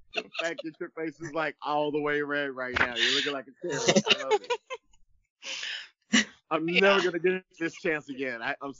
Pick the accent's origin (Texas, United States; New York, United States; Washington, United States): Texas, United States; Dallas; moved away; I grew up in Dallas. I'm no longer there, but I grew up there